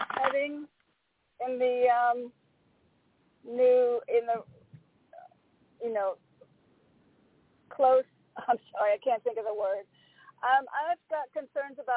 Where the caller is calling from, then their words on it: Connecticut, United States; I'm calling from Connecticut